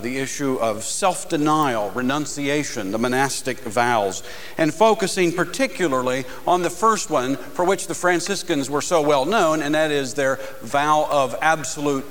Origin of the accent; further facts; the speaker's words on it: United States; I am an American evangelical Protestant living in the 21st century